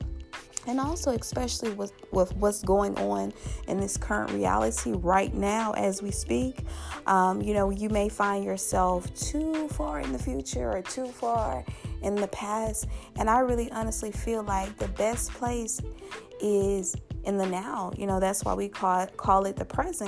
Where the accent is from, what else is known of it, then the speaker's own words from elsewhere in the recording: Louisiana, United States; Louisiana, my home state